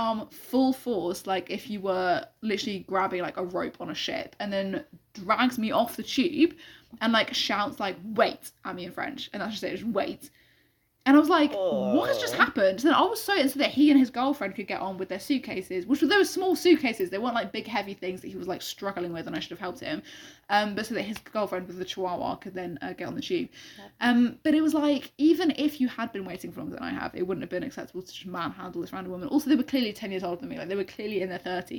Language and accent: English; London, United Kingdom; as a Londoner